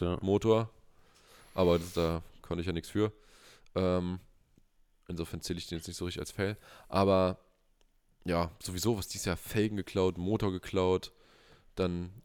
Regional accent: Brandenburg, Germany; hier bei uns in Brandenburg

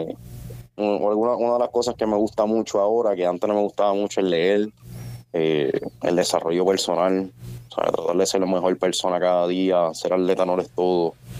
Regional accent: Sabana Seca, Puerto Rico; moved away as an adult; now in United States; yo soy un chamaco humilde de barrio, yo vengo de Sabana Seca

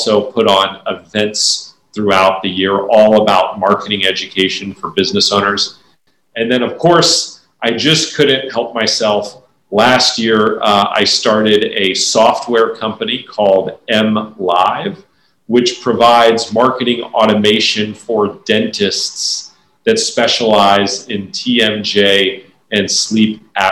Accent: Orlando, Florida, United States; moved away as an adult; also born or lived in Annapolis, Maryland / Clemson, South Carolina; now in Charleston, United States; Grew up as a kid in Central Florida, right outside of Orlando.

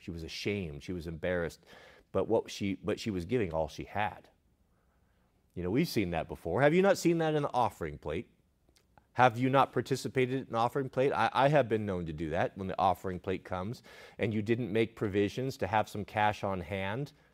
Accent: Portland, Oregon, United States; Growing up in Portland

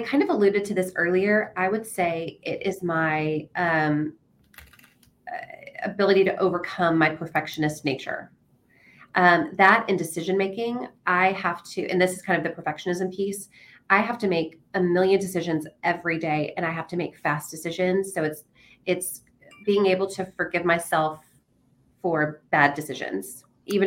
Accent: Nashville, Tennessee, United States; now in San Antonio, United States; I'm from Nashville, Tennessee originally

